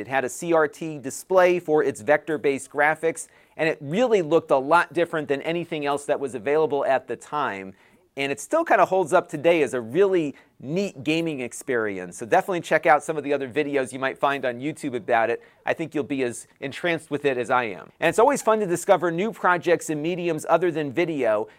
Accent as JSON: {"language": "English", "region": "Connecticut", "country": "United States", "tie": "born or raised there", "said": "in my home state of Connecticut"}